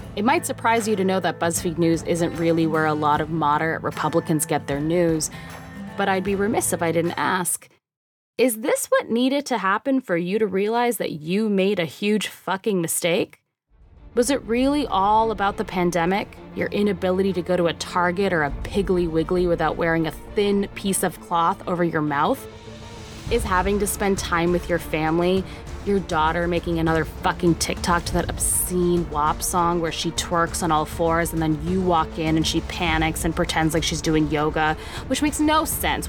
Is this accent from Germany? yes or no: no; Canada; moved away as an adult; now in United States; I've only lived in the US for a year and a half, and as an immigrant, I am beholden to how everyone else plans on voting this year. And as a Canadian